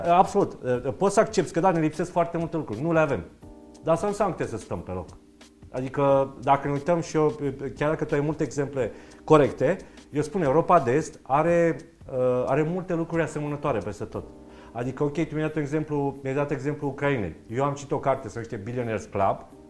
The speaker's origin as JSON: {"language": "Romanian", "country": "Romania", "said": "Noi ca români"}